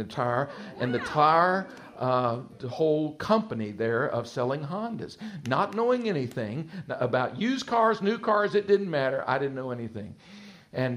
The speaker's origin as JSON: {"language": "English", "region": "Texas", "country": "United States", "tie": "born or raised there", "accent": "twang", "moved": "as an adult", "lives_now": "Virginia Beach, United States", "said": "I'm originally from Texas, spent all my life in Texas, and the Lord led us in 1991 to relocate to the Virginia Beach area"}